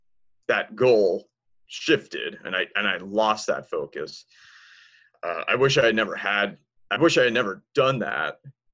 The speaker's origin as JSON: {"language": "English", "region": "Washington, D.C. area", "country": "United States", "tie": "born or raised there", "also_born_or_lived": "Tampa, Florida", "lives_now": "Texas, United States", "said": "I was born in Tampa, and my dad was a Marine, and he was stationed there. But I spent most of my childhood near Washington, D.C."}